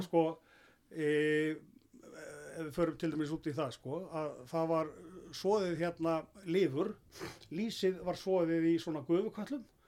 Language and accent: Icelandic; Iceland; ég er alin upp af öllum í Þorpunum frá þessu tíma